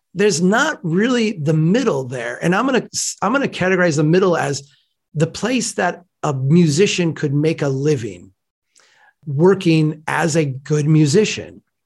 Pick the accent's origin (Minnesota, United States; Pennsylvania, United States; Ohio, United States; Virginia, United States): Minnesota, United States; Brainerd; here in my hometown of Brainerd, you know, small place